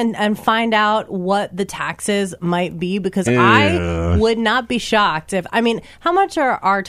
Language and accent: English; United States; moved away; also born or lived in Seattle; So I'm from the New York, New Jersey area originally.